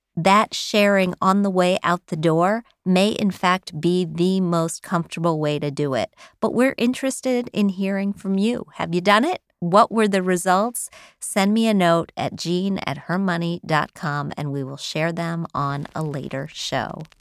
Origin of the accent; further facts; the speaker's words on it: Wheeling, West Virginia, United States; moved away; I grew up in Wheeling, West Virginia